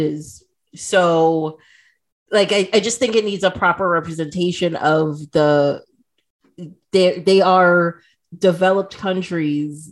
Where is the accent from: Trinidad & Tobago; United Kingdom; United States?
Trinidad & Tobago; moved away; also born or lived in Toronto, Canada